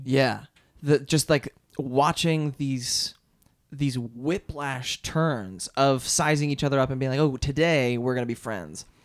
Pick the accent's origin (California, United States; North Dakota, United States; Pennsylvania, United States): Pennsylvania, United States; outside of Philadelphia; I went to public schools outside of Philadelphia.